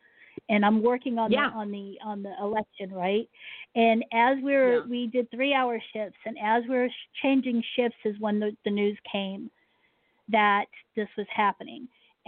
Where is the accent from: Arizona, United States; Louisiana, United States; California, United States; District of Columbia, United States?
District of Columbia, United States; Washington; I was born mm-hmm. in Joint Base Andrews is what it's called now, but Andrews Air Force Base, which is there in Washington, D.C.